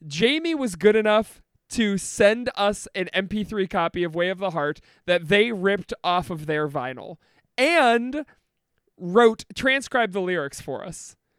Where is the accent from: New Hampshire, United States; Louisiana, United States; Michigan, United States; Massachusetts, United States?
Michigan, United States; Detroit; I'm from Detroit, go blue, because of our proximity to Windsor